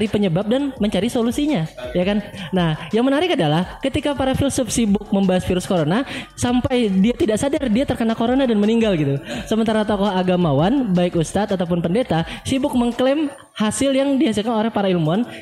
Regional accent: Kalimantan, Indonesia; ketika kita menyesuaikan diri dengan iklim di Bandung. Saya orang Kalimantan kan. Saya flu dulu itu.

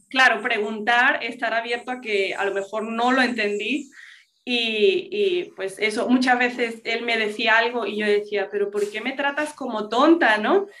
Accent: Spain; first language English; yo vengo de padres americanos de Estados Unidos, em, pero yo nací y crecí en España

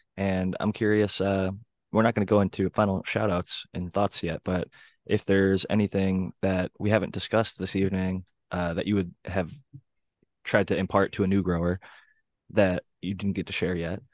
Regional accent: Ohio, United States; growing up in Ohio

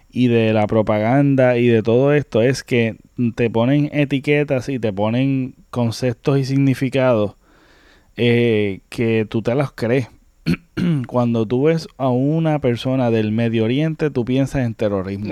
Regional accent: Puerto Rico

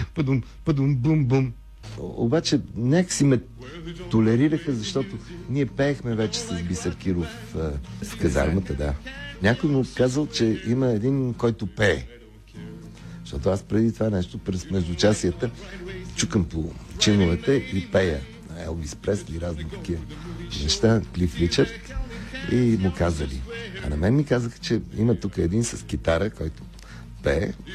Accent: Sofia, Sofia City, Bulgaria; Роден съм на Прага, в, в апартамента на едни познати на, нашите, но съм израснал на, на улица Цветна градина в Лозенец.

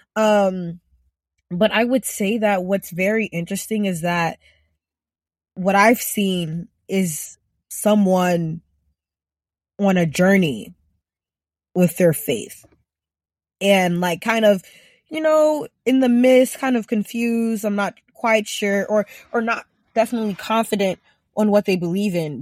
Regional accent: Ghana; growing up in Ghana

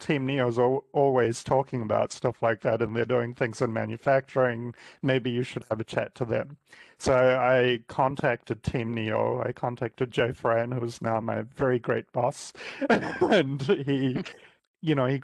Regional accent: New Zealand; moved away as an adult; now in Cleveland, United States; I'm originally from New Zealand. I had about a 16-year career in New Zealand in technology prior to coming to the United States

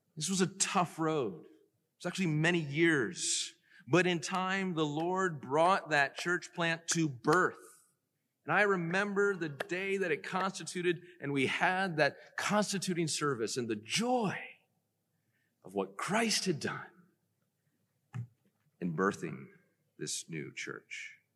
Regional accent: Decatur, Georgia, United States; I was born in Decatur, Georgia

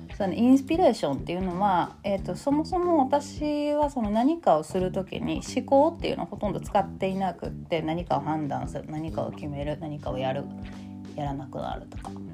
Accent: Kansai, Japan; accent: Kansai-ben

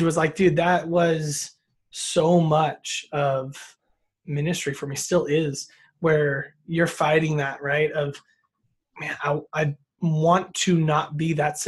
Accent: Sparks, Nevada, United States; also born or lived in Biola University, California; I'm in a smaller suburb of Reno, but most people don't know where Sparks is. So I've been here my whole life.

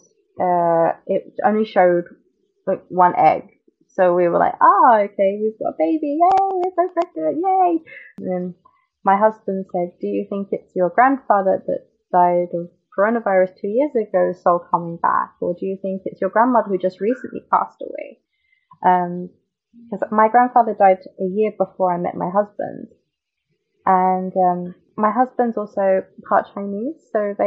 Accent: London, United Kingdom; moved away as an adult; now in Tokyo, Japan; I'm from London, and I'm 30 years old. I've lived in Japan for 6 years in February.

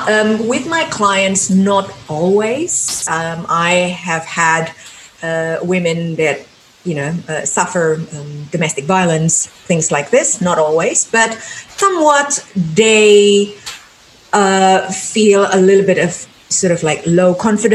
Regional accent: Jakarta, Indonesia; English is a second language; I came from Jakarta, which is in the island of Java, Indonesia.

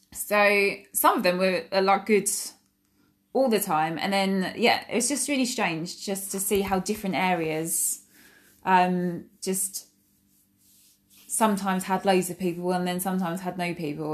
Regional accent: Essex, East of England, United Kingdom; I'm from Essex in, um, England, which is in the U K

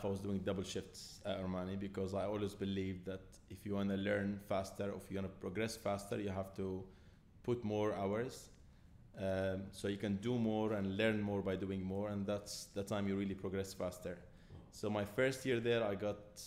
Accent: Homs, Homs Governorate, Syria; now in Dubai, United Arab Emirates; I'm Syrian, I was born in Homs

